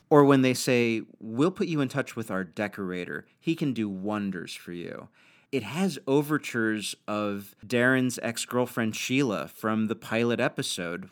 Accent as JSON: {"language": "English", "region": "New York", "country": "United States", "tie": "born or raised there", "said": "I grew up as a New Yorker."}